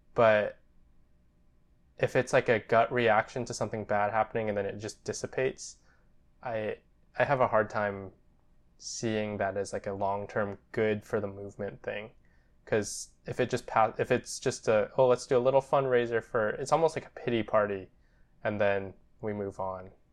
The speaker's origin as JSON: {"language": "English", "country": "United States", "said": "We're Japanese American and, yeah, twenty-five."}